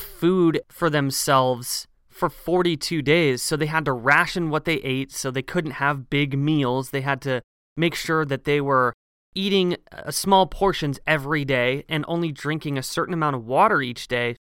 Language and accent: English; Pacific Northwest, United States; Growing up in the Pacific Northwest